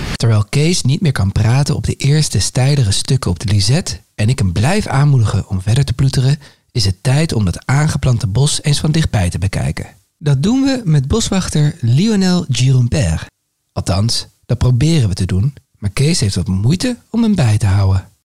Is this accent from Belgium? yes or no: no; Netherlands; ik loop als Hollander lekker op mijn slippertjes